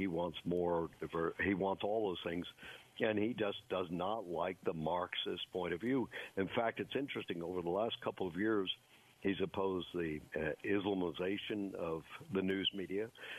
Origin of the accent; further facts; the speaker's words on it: New York City, New York, United States; I grew up on Broadway, and there was no division in races at all.